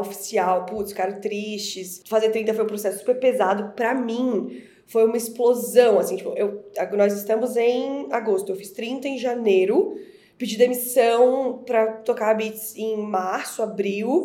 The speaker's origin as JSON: {"language": "Portuguese", "town": "Florianópolis", "region": "Santa Catarina", "country": "Brazil", "tie": "born or raised there", "moved": "as an adult", "lives_now": "São Paulo, Brazil", "said": "eu sou florianopolitana, eu moro em São Paulo há sete anos, mas eu sou nascida e criada em Florianópolis"}